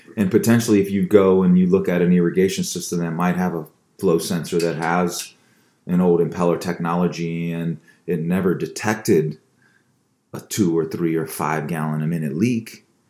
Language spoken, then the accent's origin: English; Baltimore, Maryland, United States; I'm from Baltimore. Yes, Balmer, Balmer, as we say it back in the day.